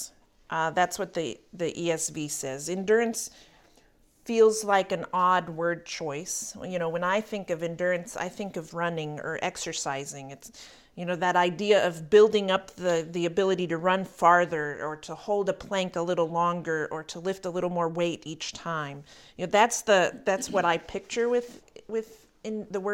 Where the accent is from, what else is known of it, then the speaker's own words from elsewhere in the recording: Berea, Kentucky, United States; the court of the college in my hometown